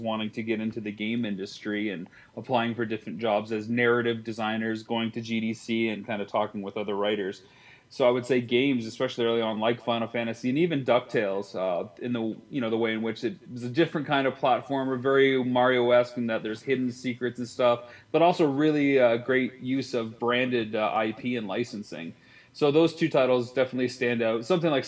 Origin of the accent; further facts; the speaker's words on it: Canada; I'm Canadian